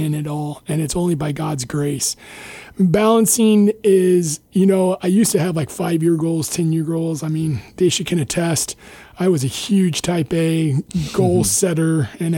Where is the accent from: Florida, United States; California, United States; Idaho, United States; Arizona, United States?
Idaho, United States; moved away as an adult; also born or lived in Iowa / Ohio; now in Guam; So I grew up in Idaho, and then I went to went to undergrad in Iowa.